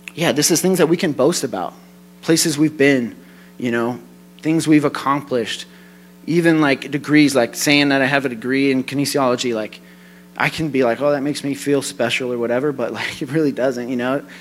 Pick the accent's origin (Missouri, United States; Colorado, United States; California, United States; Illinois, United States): Colorado, United States; I'm from Colorado